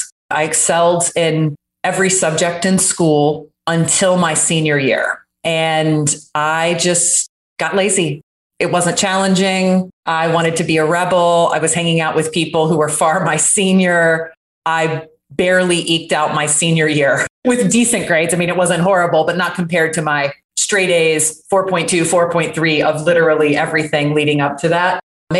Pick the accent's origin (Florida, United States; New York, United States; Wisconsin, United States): Florida, United States; Jacksonville; I completely lost my accent. That was very deep from growing up in Jacksonville, Florida, which is basically South Georgia.